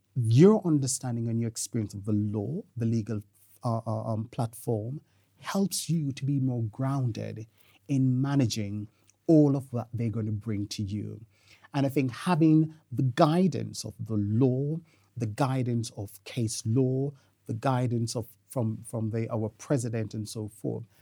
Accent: Jamaica; moved away; I'm Jamaican by birth

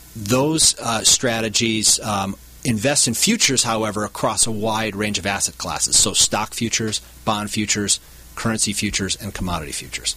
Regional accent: Milwaukee, Wisconsin, United States; moved away; I grew up in the Milwaukee, Wisconsin area

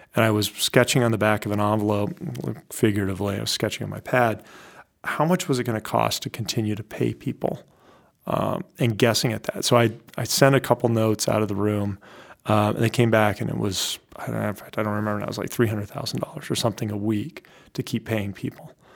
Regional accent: Iowa, United States; moved away as an adult; also born or lived in West Coast; now in New Hampshire, United States; I grew up in Iowa

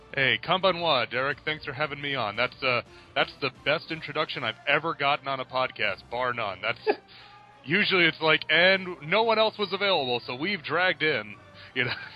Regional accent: New York, United States; moved away; I'm from New York, so uh, originally

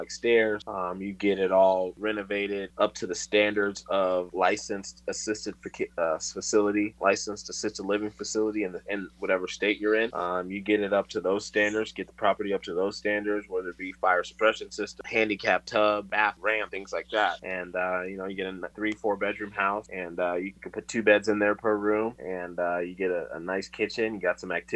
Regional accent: Tucson, Arizona, United States; also born or lived in Atlanta metro area, Georgia; now in Atlanta, United States; I'm from Tucson originally

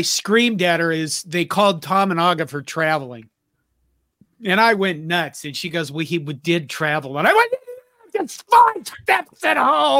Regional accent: Curtis, Nebraska, United States; Brown from my hometown of Curtis, Nebraska

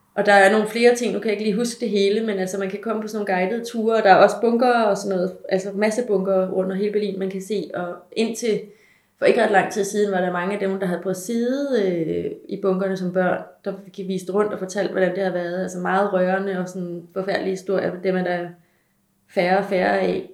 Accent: Denmark; som dansker

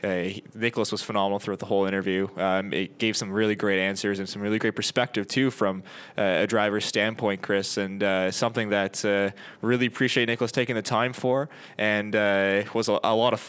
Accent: Canada; we are Canadian

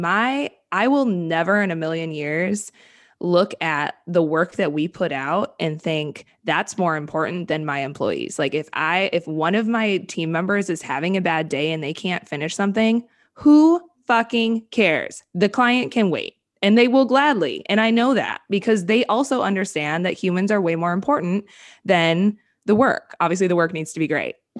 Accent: Wisconsin, United States; moved away; I'm from Wisconsin

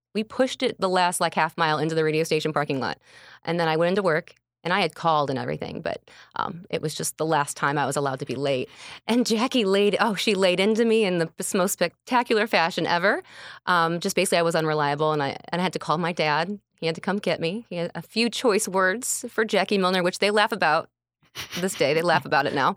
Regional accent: St. Anne, Illinois, United States; Born and raised in Saint Ann, like, right by the Elks Country Club.

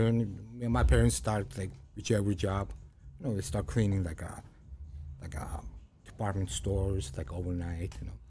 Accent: Illinois, United States; English is a second language; Then I went to like high school and like I started learning English. Like, yeah. There was like so many like Indians, Koreans, maybe, like Filipinos, like Polish people. Because I'm talking about like Illinois, because I'm from Illinois.

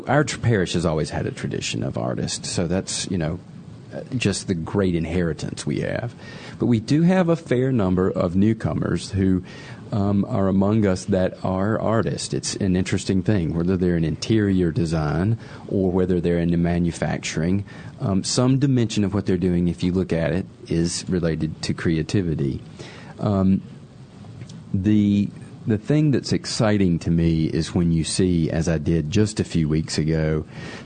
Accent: South Carolina, United States; I grew up in South Carolina

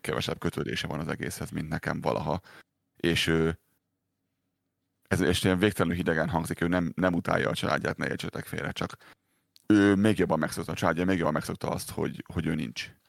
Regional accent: Pest, Hungary; moved away as an adult; also born or lived in Budapest; now in Calgary, Canada; én Pest mellett nőttem fel nagyon, és ben voltam félig Pesten, félig ott ö, a Pest melletti kisvárosban

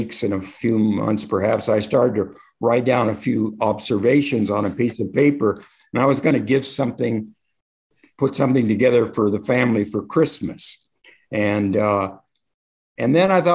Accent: Compton, California, United States; also born or lived in Long Beach, California; I grew up in Compton, California

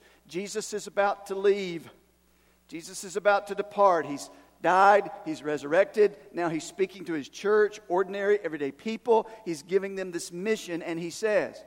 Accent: Erwin, Tennessee, United States; I'm from Irwin

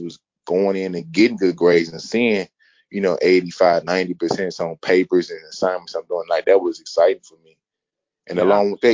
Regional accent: St. Louis, Missouri, United States; also born or lived in Jefferson City, Missouri / North Carolina; I grew up here in St. Louis

